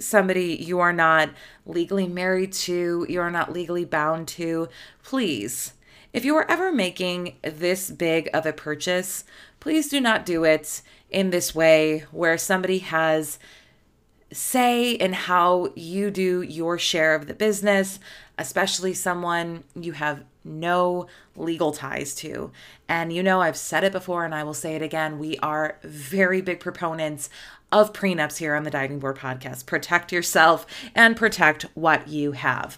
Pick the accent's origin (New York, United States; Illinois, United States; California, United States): Illinois, United States; Chicago; I'm from Chicago.